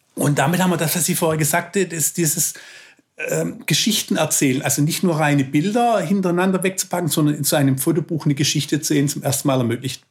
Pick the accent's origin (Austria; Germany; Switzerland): Germany; Swabia; als Schwabe